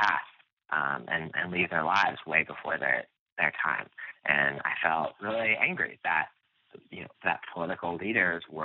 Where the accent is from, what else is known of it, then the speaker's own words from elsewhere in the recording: outside of Philadelphia, Pennsylvania, United States; where I grew up outside of Philadelphia by the Philadelphia airport, and grew up in a town